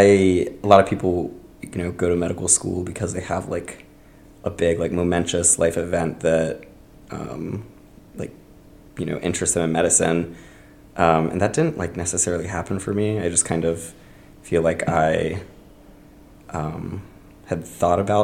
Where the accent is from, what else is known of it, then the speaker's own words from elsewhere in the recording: Tampa, Florida, United States; moved away; From Tampa, Florida